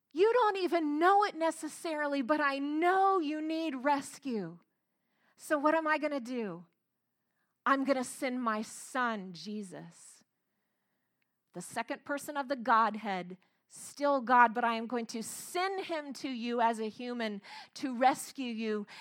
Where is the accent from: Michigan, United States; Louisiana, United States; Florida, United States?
Florida, United States; I grew up in Florida, and I grew up very close to a lake